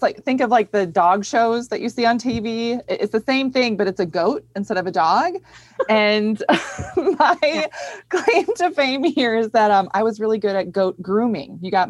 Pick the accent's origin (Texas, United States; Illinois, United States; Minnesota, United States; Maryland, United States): Minnesota, United States; Grew up in Minnesota, yeah, you know. And I grew up on a goat farm in Minnesota.